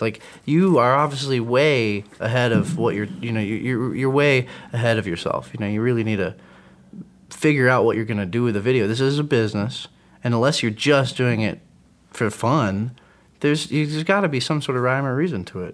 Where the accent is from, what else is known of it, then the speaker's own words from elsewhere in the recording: Atlanta, Georgia, United States; I come I come from Atlanta, man. I come from … as being growing up.